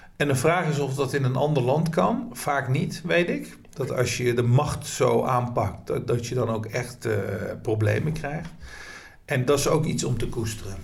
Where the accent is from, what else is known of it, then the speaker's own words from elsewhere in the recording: Nijmegen, Gelderland, Netherlands; deze stad waar ik woon, waar ik geboren ben